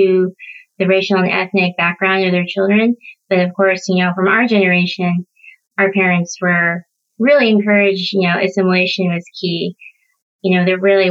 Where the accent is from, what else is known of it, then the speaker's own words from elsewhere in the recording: Kansas City, United States; also born or lived in South Korea; now in Pacific Northwest, United States; I grew up in the Midwest in the Kansas City area